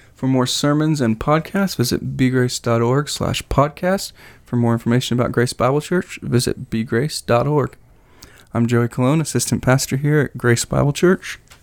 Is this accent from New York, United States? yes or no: no; Southern California, United States; moved away; I grew up in Southern California